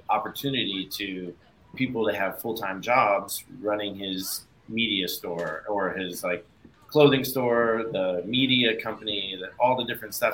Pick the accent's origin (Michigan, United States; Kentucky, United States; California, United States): Michigan, United States; moved away; I grew up in Michigan originally